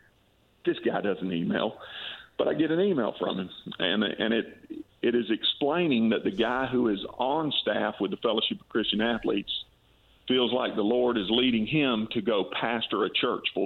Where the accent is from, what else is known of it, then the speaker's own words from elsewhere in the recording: Valdosta, Georgia, United States; now in Warner Robins, United States; I have incredibly fond memories of growing up in South Georgia